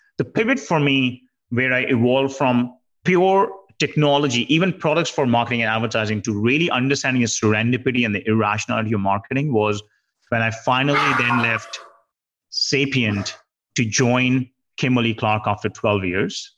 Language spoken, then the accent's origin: English; India; I grew up in India and you know did my major in computer science